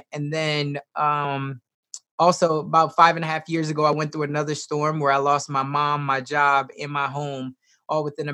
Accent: Chicago, Illinois, United States; now in Omaha, United States; I was raised originally in Chicago, Southside.

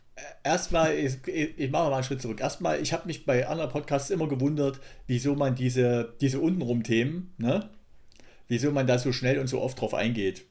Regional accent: Thuringia, Germany; ich komme aus Ostdeutschland

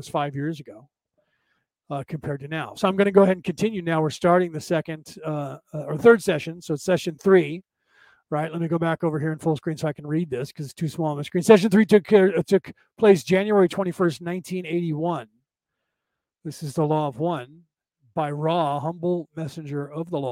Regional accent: United States; I'm part Viking, but Southern Viking, and I grew up in America

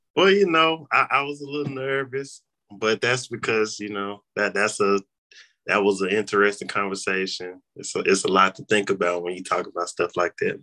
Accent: Memphis, Tennessee, United States; I'm from Memphis

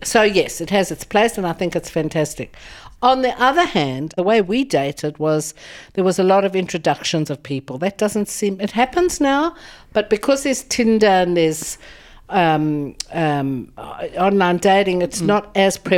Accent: Johannesburg, Gauteng, South Africa; I'm originally from South Africa, from Johannesburg. I was born 64 years ago to fabulous parents

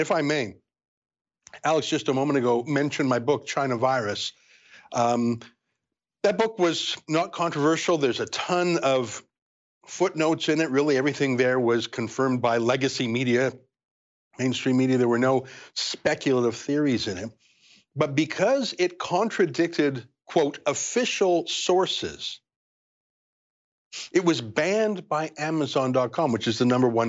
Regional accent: Canada; I think it's sad, and I'm a Canadian, and I'm worried about the effect on our country

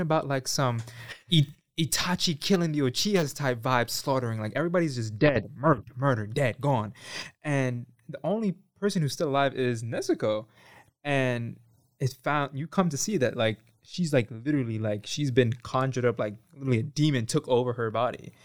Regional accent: New York City, New York, United States; I'm from New York, from Bronx, New York specifically

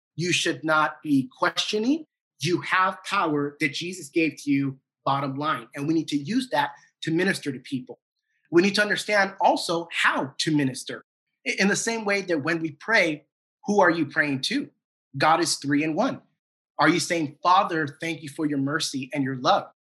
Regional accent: San Diego, California, United States; now in Duncanville, United States; A good friend of mine that I grew up with back in San Diego

